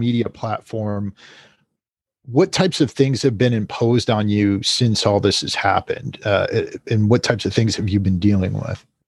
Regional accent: United States; as an American

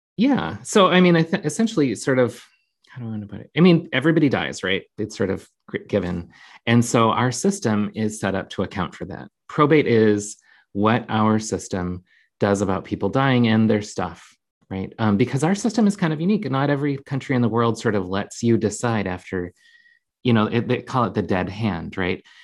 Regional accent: Jamestown, North Dakota, United States; now in Minneapolis, United States; I grew up in Jamestown, North Dakota.

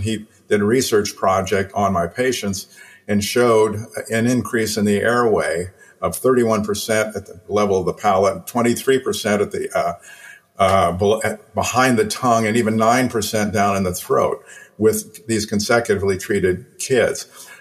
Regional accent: Illinois, United States; I was 11 years old, growing up in Illinois

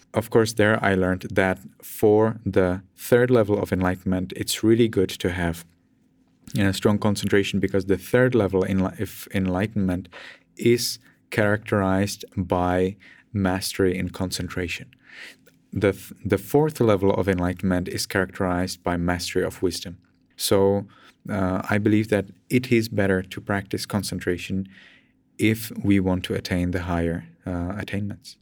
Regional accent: Pilsen, Plzeň Region, Czechia; English is a second language; moved away as an adult; now in Myanmar; I'm from Czech Republic, and uh, I'm from a relatively big city. Uh, not from a very big city, but it's certainly not uh, a small city, not a small town, not a village for sure. Uh, it's uh, Pilsen

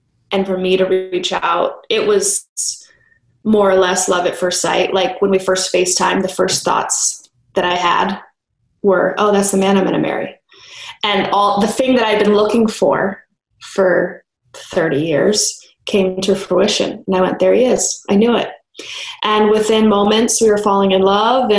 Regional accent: Los Angeles, California, United States; I'm born and raised in Los Angeles.

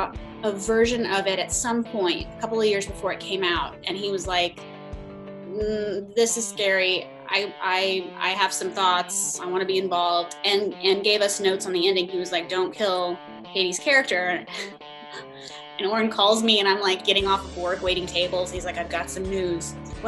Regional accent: Dallas area, North Texas, United States; I am from North Texas, from the Dallas area. My parents are divorced, but they lived in different areas outside of Dallas, and then I went to SMU, which was in Dallas.

